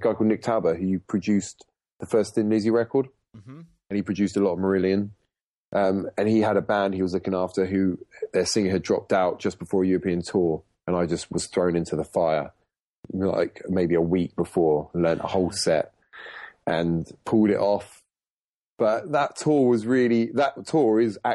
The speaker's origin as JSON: {"language": "English", "town": "Portsmouth", "region": "South East England", "country": "United Kingdom", "tie": "born or raised there", "also_born_or_lived": "London", "moved": "as an adult", "said": "I was born in Portsmouth in the UK, which isn't a metropolis for the music business"}